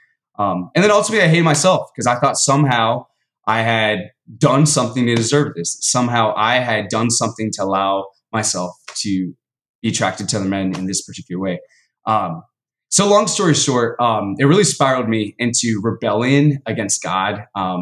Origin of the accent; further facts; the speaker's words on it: Dallas, Texas, United States; I was born in Dallas, Texas, born and raised. Southern boy all the way